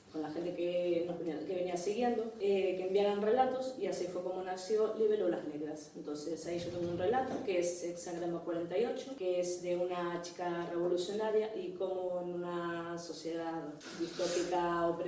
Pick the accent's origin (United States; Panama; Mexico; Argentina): Argentina; now in Ferrol, Spain; soy argentina, hace 20 años que estoy viviendo acá en Ferrol